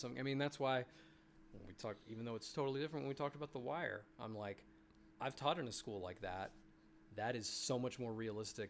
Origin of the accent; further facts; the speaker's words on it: Memphis, Tennessee, United States; growing up in Memphis before my mom got remarried and we moved to the suburbs